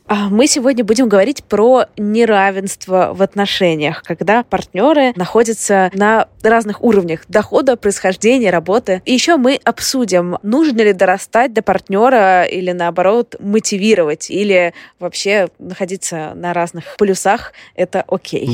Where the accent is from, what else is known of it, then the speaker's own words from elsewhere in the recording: Saint Petersburg, Russia; moved away as an adult; also born or lived in Moscow; now in London, United Kingdom; я из Петербурга, из центра Петербурга